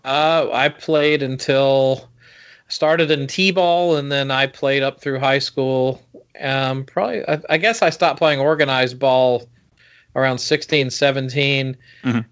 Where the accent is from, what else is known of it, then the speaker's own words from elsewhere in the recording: Georgia, United States; when we were growing up in Georgia